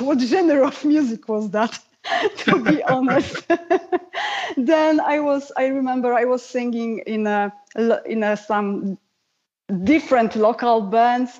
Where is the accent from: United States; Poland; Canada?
Poland; first language Polish; English is a second language; Polish is my first language